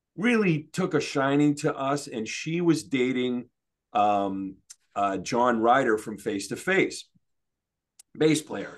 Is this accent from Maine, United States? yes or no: yes; Maine, United States; also born or lived in Denver, Colorado / Detroit area, Michigan; So when I was about eight, uh, say, you know, 71, maybe, maybe 70, yeah, 71, we moved to Maine. And, you know, we moved to a podunk town. Um, and, uh, you know, I basically grew up in a barn